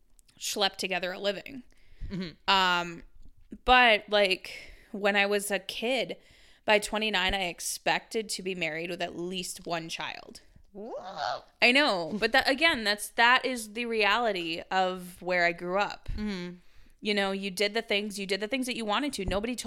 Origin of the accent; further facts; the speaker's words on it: Wisconsin, United States; Or a sustainable living when I was growing up in Wisconsin.